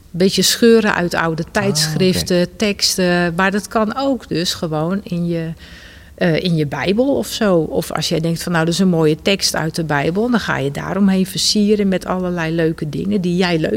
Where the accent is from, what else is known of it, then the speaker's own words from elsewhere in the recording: North Brabant, Netherlands; also born or lived in Rotterdam; Maar toen, we zes, toen ik zes was, zijn we verhuisd naar Brabant.